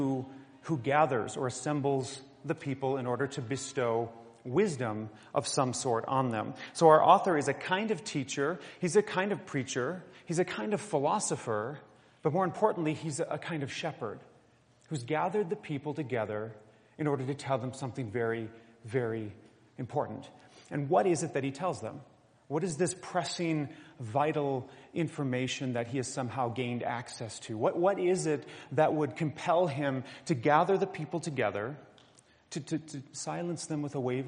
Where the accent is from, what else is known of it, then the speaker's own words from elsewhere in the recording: southeast Minnesota, United States; now in Colorado, United States; growing up in southeast Minnesota